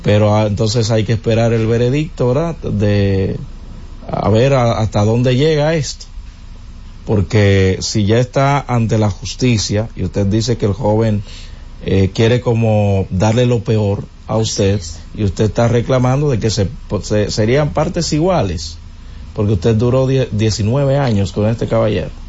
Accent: Villa Altagracia, San Cristóbal, Dominican Republic; moved away; mi tierra, Villa Altagracia

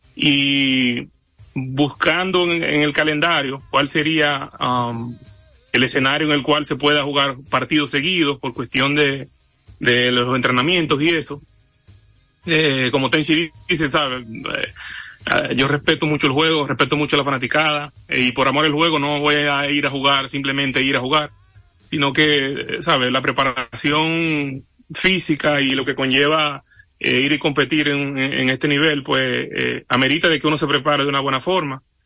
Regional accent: Dominican Republic; Yo no puedo cambiar mi nacionalidad, yo soy dominicano

